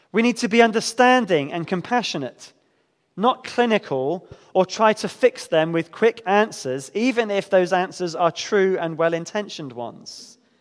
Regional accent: United Kingdom; especially as British Christians

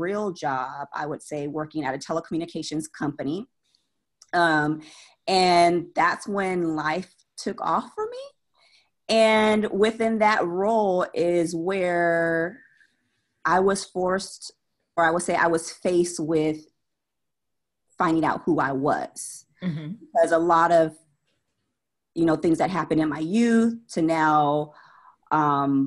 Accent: San Jose, California, United States; moved away as an adult; also born or lived in Austin, Texas; now in Charlotte, United States; I'm from California, San Jose, born and raised

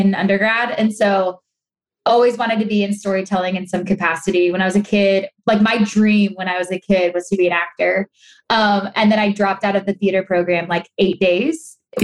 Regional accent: Los Angeles, California, United States; I'm born and raised in Los Angeles

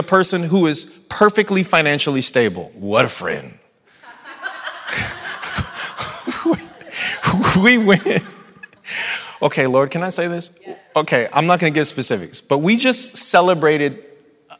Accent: San Bernardino, California, United States; accent: San Bernardino dialect; I'm from San Bernardino and now I'm a public speaker and there's a San Bernardino dialect

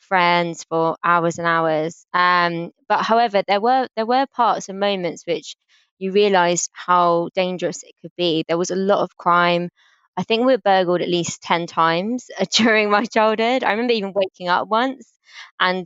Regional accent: London, United Kingdom; I grew up in South London on a council estate called Somerset Estate, which is in Battersea

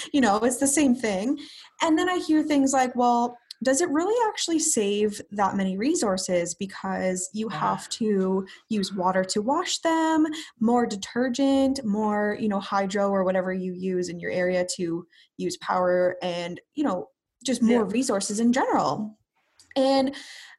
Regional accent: Brantford, Ontario, Canada; also born or lived in Ottawa; I'm from Brantford, Ontario. I've been here pretty much my whole life, except for about 5 years in Ottawa for university

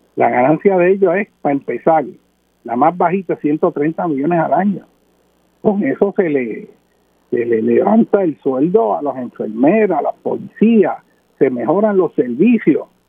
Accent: Puerto Rico; Nosotros somos ciudadanos de los Estados Unidos de América, pero nuestra nación, nuestra cultura, es Puerto Rico

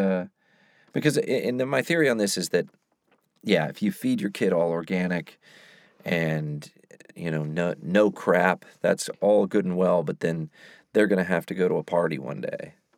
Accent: the South, United States; moved away; I'm from the South

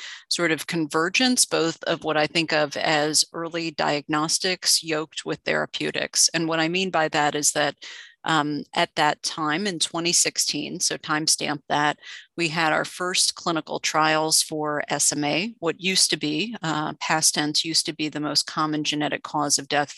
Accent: South Florida, United States; I grew up in South Florida.

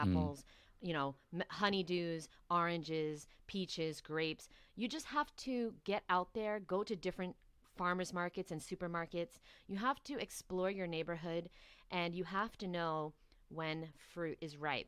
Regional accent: New York City, New York, United States; moved away as an adult; now in Miami, United States; So I'm born and raised in New York

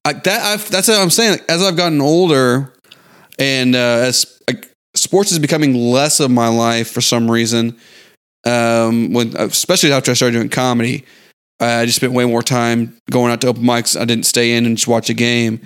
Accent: Houston, Texas, United States; also born or lived in San Antonio; Growing up in Houston

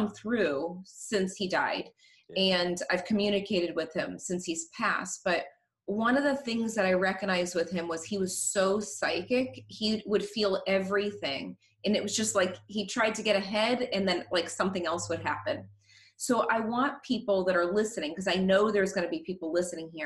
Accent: Norwood, Massachusetts, United States; I'm from a small town outside of Boston. And I feel like Norwood, my hometown

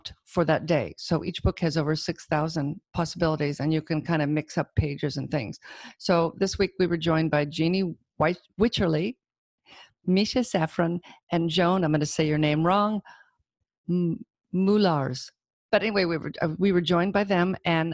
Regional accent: Auburn, California, United States; I grew up in Auburn. Well, after I was 12, we moved there, so I went to Sac State

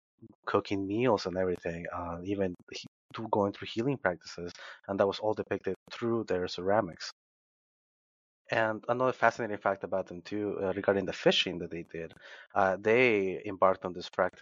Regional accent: Peru; now in United States; growing up in Peru

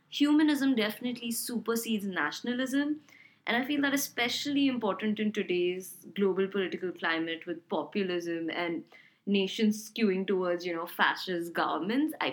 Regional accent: Hyderabad, Telangana, India; Well, I would answer this question by saying I'm from Hyderabad, India, uh, which is a South Indian city, and mostly because I've lived there for the majority of my life at this point.

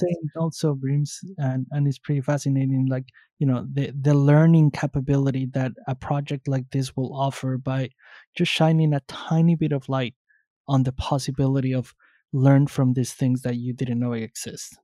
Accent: Mexico City, Mexico; I grew up in Mexico City

